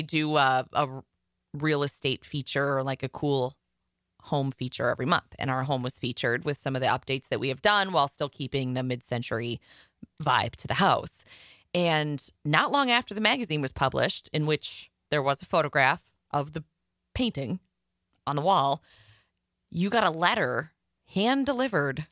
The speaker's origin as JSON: {"language": "English", "region": "Iowa", "country": "United States", "said": "I'm from Iowa"}